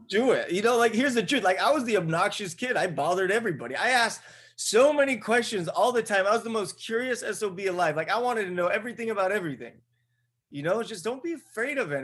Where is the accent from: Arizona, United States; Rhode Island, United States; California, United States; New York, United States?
California, United States; Buena Park; I'm a dude from Buena Park, California